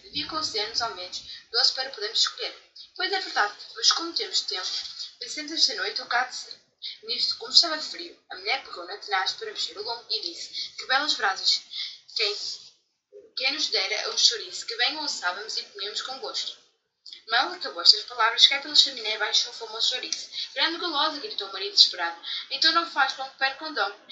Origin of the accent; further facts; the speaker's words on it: Portugal; tenho 12 anos e sou de Portugal